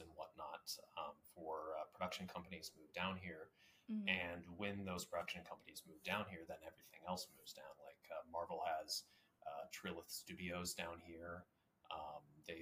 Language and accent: English; Iowa City, Iowa, United States; moved away as an adult; also born or lived in Pittsburgh, Pennsylvania; now in Atlanta, United States; I grew up in Iowa City, Iowa.